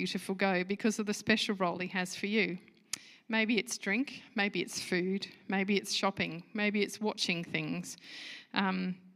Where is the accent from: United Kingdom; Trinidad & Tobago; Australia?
United Kingdom; moved away; I'm a Brit at heart